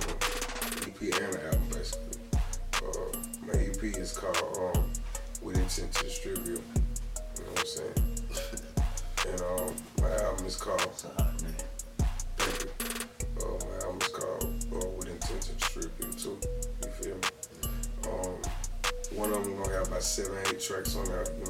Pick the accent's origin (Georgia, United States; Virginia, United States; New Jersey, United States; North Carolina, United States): Georgia, United States; Columbus; I'm from Columbus, Georgia